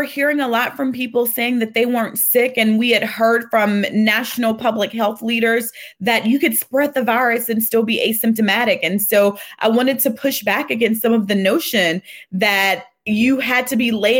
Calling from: Atlanta, Georgia, United States

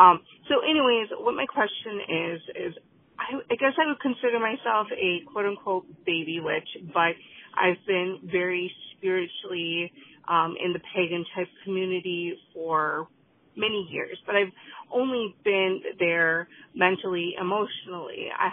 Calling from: Wisconsin, United States; I'm calling from Wisconsin.

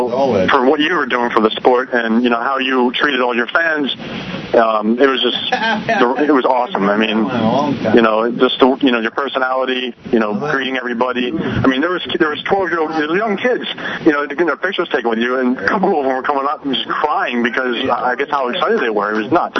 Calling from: Warminster, Pennsylvania, United States; I am calling from Warminster, Pennsylvania.

